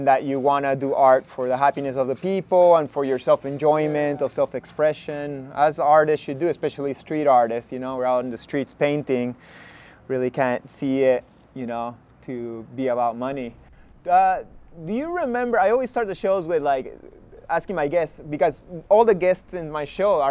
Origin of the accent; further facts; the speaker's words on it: Peru; we're both artists and we're both from Peru